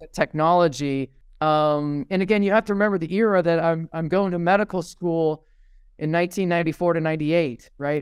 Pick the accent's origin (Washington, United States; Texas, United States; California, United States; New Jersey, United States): California, United States; Fresno; also born or lived in Redwood City, California; I was actually born in Redwood City, which is, uh, up near Cupertino, and, uh, so my family moved to Fresno, California